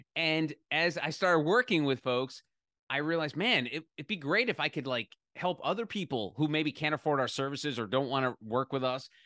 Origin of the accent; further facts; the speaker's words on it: New Jersey, United States; growing up in New Jersey